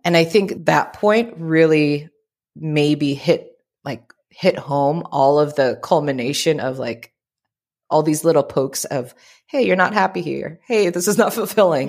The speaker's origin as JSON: {"language": "English", "town": "Oakland", "region": "California", "country": "United States", "tie": "born or raised there", "also_born_or_lived": "Philippines / Richmond, California", "first_language": "Tagalog", "second_language": "English", "lives_now": "San Diego, United States", "said": "born and raised in the Bay Area, in the East Bay, Oakland, Richmond."}